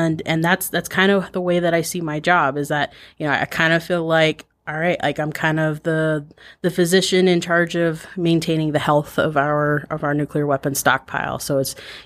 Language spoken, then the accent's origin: English; Cortez, Colorado, United States; moved away; also born or lived in Teec Nos Pos, Arizona / Navajo Reservation; I grew up in Cortez, Colorado, living partially on and partially off of the Navajo Reservation